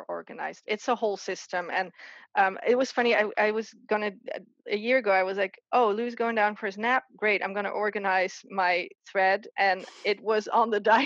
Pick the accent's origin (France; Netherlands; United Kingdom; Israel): Netherlands; southern Netherlands; moved away as an adult; now in United States; I grew up in the Netherlands